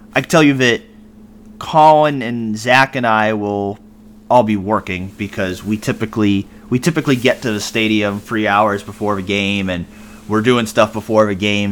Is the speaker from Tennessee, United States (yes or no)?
no; Massachusetts, United States; moved away; I grew up in Massachusetts